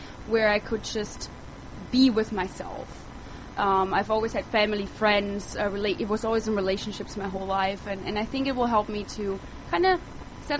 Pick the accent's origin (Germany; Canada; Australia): Germany; moved away as an adult; now in United States; I grew up in Europe. I moved to the United States when I was 20, and living in the heart of Germany... living in the heart of Europe, actually, that is Germany